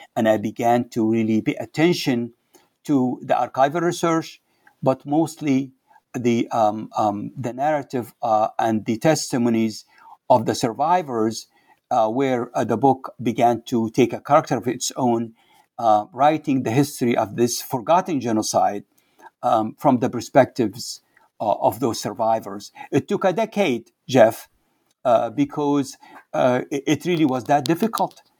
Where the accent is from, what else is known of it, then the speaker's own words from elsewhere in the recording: Libya; English is a second language; moved away as an adult; also born or lived in Cairo, Egypt / Seattle, United States; now in United States; I'm from Libya, originally from Libya